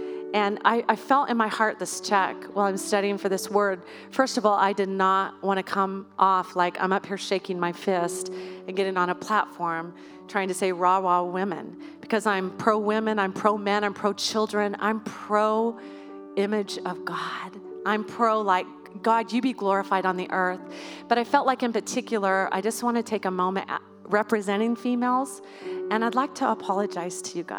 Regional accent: Idaho, United States; I, born and raised in Idaho right here. You cannot take Idaho out of me.

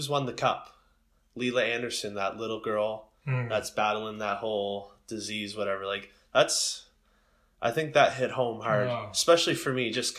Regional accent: Sackville, Canada; I grew up in Sackville, and Sackville is the big football town.

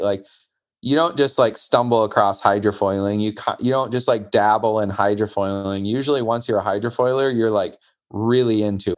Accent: Michigan, United States; I grew up in Michigan.

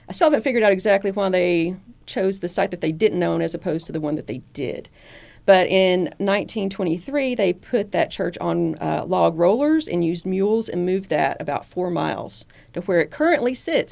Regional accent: Southeast Arkansas, United States; moved away as an adult; now in Chattanooga, United States; I grew up down in Southeast Arkansas, right on the Mississippi River.

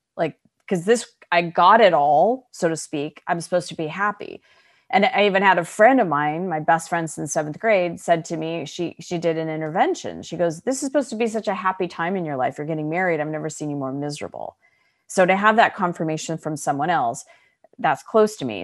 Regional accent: Arizona, United States; moved away as an adult; also born or lived in Chicago; I was born and raised in Arizona

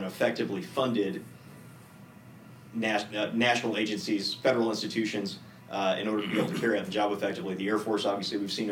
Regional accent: Texas, United States; moved away as an adult; also born or lived in Minot, North Dakota; I grew up in Texas my whole life

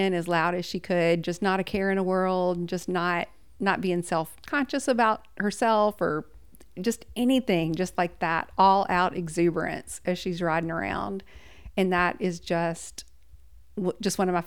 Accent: Abernant, Alabama, United States; we grew up off of exit 100 way out in the middle of nowhere. A little town called Abernat

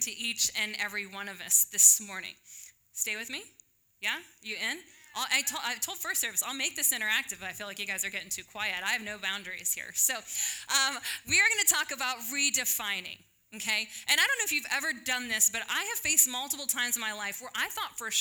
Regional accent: Illinois, United States; moved away as an adult; now in Texas, United States; I graduated from high school. I'm not going to tell you when. And I moved from Illinois down to Texas

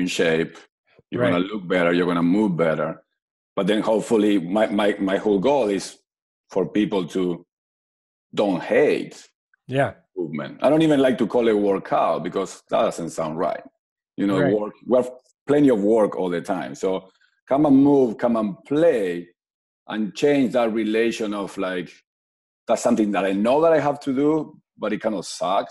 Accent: Mar del Plata, Buenos Aires Province, Argentina; moved away as an adult; I'm from Argentina

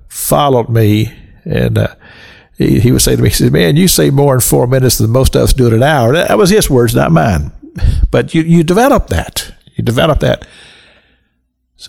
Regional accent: Kentucky, United States; we grew up in the Christian church in Kentucky

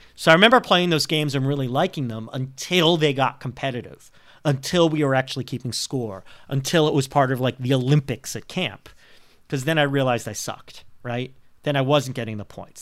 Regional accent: Montreal, Quebec, Canada; moved away as an adult; my hometown team, the Montreal Canadiens

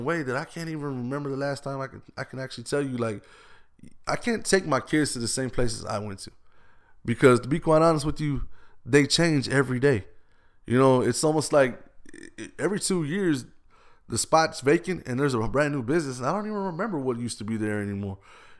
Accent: Austin, Texas, United States; I've been here since I was born. Breckenridge, where I grew up, where I was born, that was the only hospital we knew about

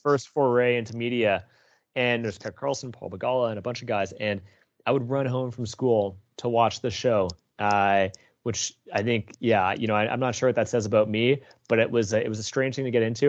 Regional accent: Toronto, Ontario, Canada; I grew up in Etobicoke on the west end of Toronto, uh, born and raised there

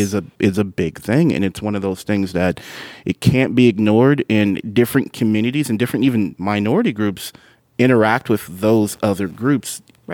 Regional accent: United States; hello, I'm from America.

